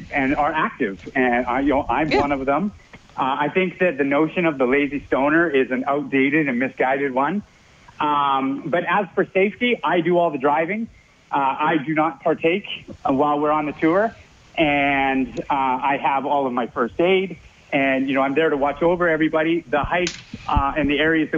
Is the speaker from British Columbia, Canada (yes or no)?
yes; British Columbia, Canada; now in Alberta, Canada; I grew up in British Columbia